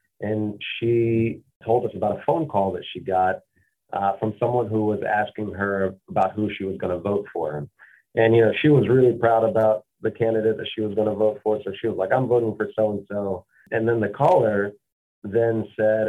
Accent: Mississippi, United States; Growing up in Mississippi

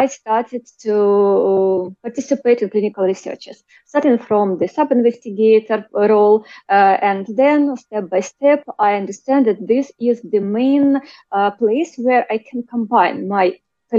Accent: Kharkiv, Kharkiv Oblast, Ukraine; I'm Ukrainian. I was born in Ukraine, in Kharkiv

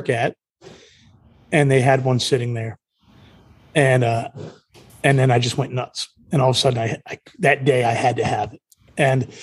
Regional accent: Mid-Atlantic, United States; I was from the Mid-Atlantic

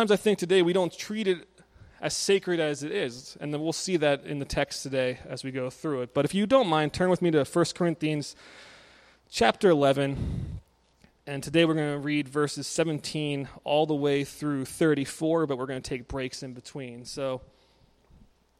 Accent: Maryland, United States; moved away as an adult; now in Scranton, United States; I grew up in Maryland with Jared

